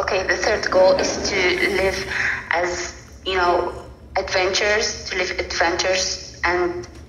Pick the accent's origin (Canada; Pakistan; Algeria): Algeria; I'm from Algeria.